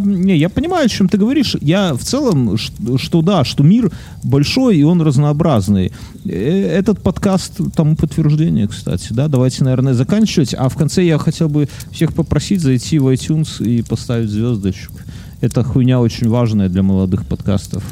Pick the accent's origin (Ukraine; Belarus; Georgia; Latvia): Belarus; я, потому что из Беларуси